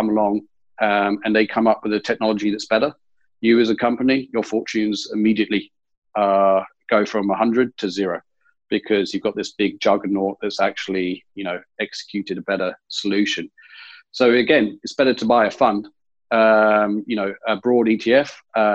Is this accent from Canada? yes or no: no; England, United Kingdom; now in Australia; being English